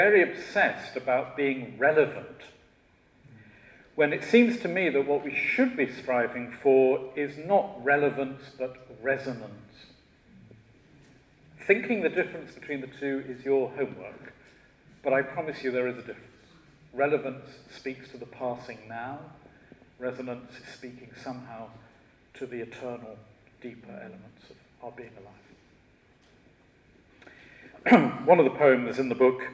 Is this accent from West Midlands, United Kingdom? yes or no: yes; Shropshire, West Midlands, United Kingdom; now in London, United Kingdom; I was originally from Shropshire